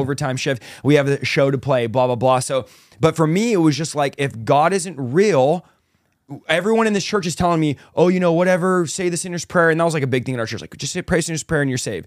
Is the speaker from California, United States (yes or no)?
yes; San Jose, California, United States; also born or lived in Manteca, California; Was raised in San Jose, California, so the Bay Area